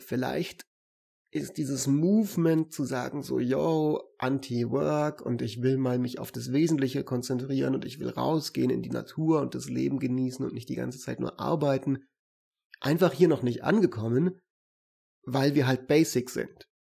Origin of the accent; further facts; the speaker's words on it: Germany; bei uns in Deutschland